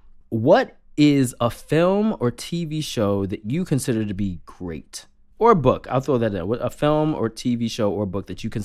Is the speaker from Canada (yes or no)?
no; Baltimore, Maryland, United States; moved away; I'm originally from Baltimore, Maryland